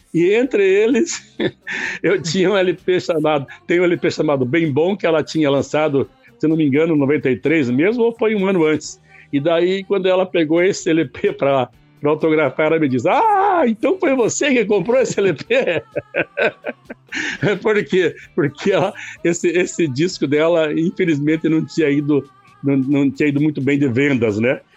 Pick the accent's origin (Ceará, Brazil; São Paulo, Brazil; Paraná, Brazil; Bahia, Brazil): Paraná, Brazil; Castro; moved away as an adult; now in Ponta Grossa, Brazil; na primeira vez eu morava em Castro, a cidade vizinha aí, minha terra natal